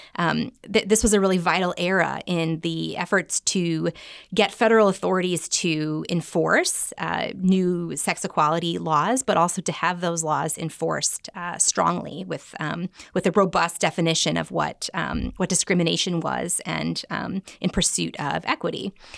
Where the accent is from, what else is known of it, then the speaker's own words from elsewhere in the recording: Chicago, Illinois, United States; Chicago, which is my hometown